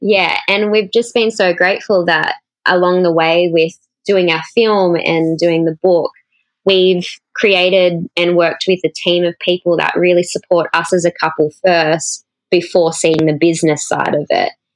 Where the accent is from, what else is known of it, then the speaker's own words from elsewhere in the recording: Cowra, New South Wales, Australia; moved away; I grew up in a really small country town in central New South Wales